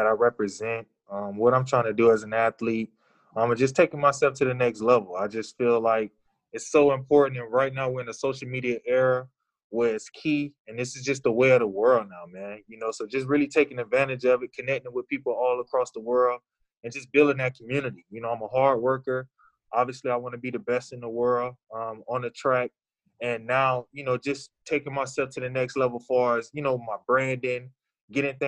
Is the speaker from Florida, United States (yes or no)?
yes; Daytona Beach, Florida, United States; I'm from Daytona Beach, Florida